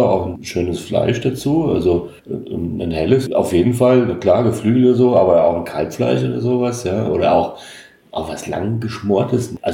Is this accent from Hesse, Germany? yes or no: yes; Hesse, Germany; Also, ich als Hesse würde sagen